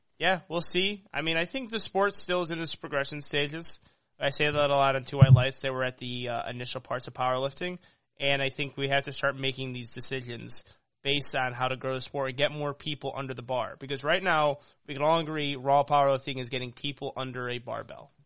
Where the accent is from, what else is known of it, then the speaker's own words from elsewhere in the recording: Chicago, Illinois, United States; He asked where I'm from. He's like, where are you from, man? I'm like, Chicago.